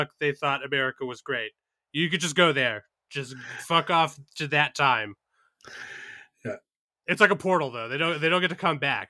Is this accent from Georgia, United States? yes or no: yes; Georgia, United States; I used to have to run from dogs as a child growing up in Georgia